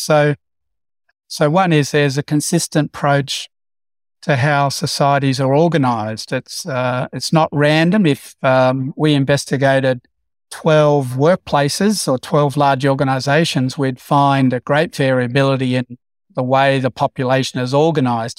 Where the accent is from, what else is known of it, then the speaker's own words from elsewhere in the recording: Broken Hill, New South Wales, Australia; growing up in Broken Hill